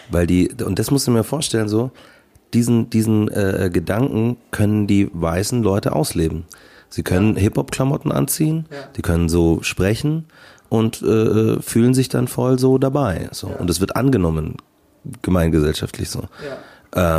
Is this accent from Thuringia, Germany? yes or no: no; Markt Schwaben, Bavaria, Germany; ich komme aus Markt Schwaben